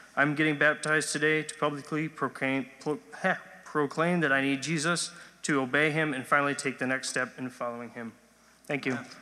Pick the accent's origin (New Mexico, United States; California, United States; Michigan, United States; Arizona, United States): Michigan, United States; West; I grew up here in West Michigan